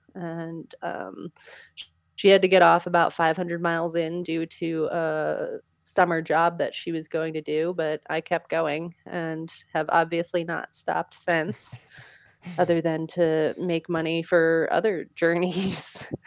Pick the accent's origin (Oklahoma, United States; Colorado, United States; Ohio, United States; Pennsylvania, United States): Pennsylvania, United States; I grew up in Pennsylvania with a very large yard.